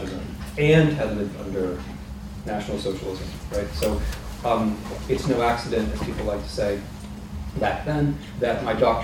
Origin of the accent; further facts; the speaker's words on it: United States; Although I'm American, right?